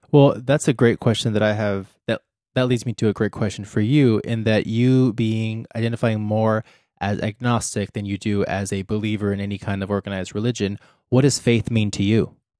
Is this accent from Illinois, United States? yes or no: no; Texas, United States; I grew up in Texas